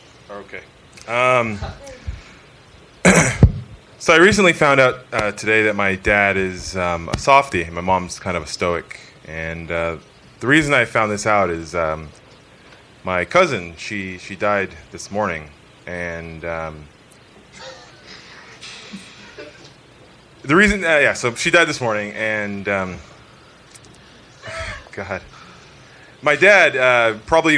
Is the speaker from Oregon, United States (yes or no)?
no; San Diego, California, United States; moved away as an adult; from San Diego. And been here since November